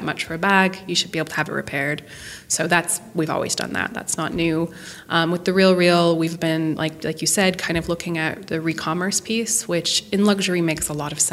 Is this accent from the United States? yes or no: yes; Montana, United States; I am from Montana.